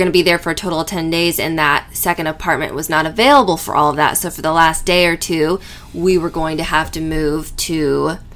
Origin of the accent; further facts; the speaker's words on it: California, United States; I'm from California